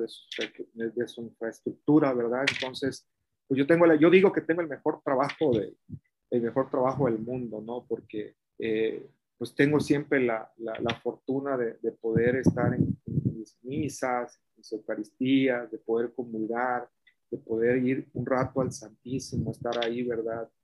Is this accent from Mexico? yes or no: yes; Mexico